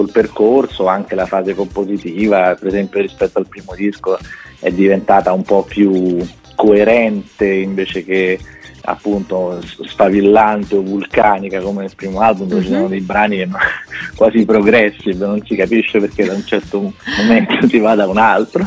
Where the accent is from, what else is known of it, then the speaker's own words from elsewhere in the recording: Rome, Lazio, Italy; sono romano